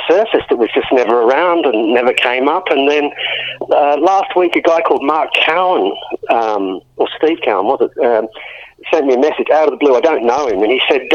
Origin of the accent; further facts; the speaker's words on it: Albany, Western Australia, Australia; moved away as an adult; also born or lived in Perth / Adelaide; now in Ireland; I grew up down in Albany